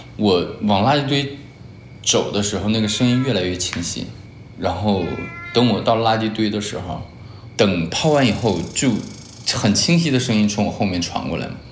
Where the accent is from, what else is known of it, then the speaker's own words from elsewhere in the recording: Huadian, Jilin, China; now in Wuxi, China; 我来自东北吉林省华电视，现在在江苏无锡，是个体经营者